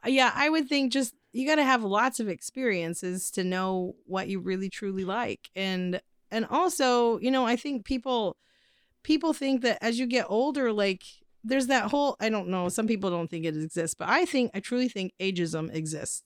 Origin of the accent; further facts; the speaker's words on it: Midwest, United States; we're from the Midwest